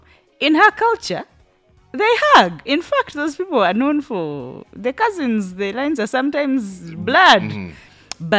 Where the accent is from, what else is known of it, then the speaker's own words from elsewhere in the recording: Buganda, Central Region, Uganda; we grew up in Buganda. And let me tell you, I am more Muganda than any Muganda I will ever meet.